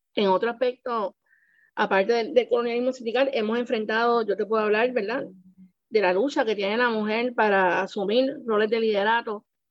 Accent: San Juan, Puerto Rico; Yo soy nacida y criada en Puerta de Tierra

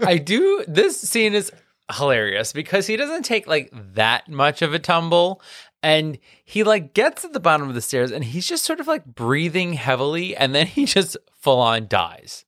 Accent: New York City, New York, United States; accent: Queens; with my accent, like, my queens will come out

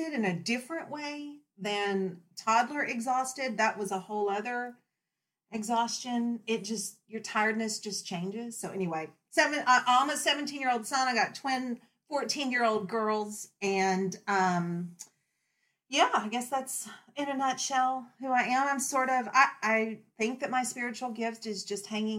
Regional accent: Texas, United States; moved away as an adult; now in Virginia, United States; I'm from Texas. I'm a transplant to Virginia.

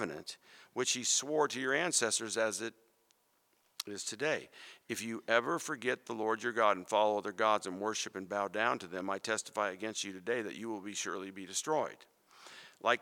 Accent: Phoenix, Arizona, United States; I grew up in Phoenix, and pomegranates, man, we used to pick those off the trees.

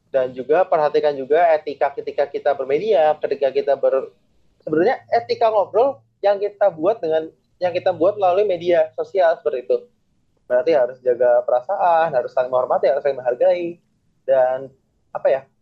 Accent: Java, Indonesia; karena gue berasal dari Jawa dan orang-orang sering manggil gue dengan kata Mas

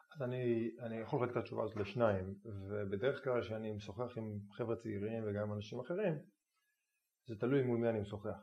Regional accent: Israel; אני ישראלי שגדל במדינת היהודים, גדל בבית

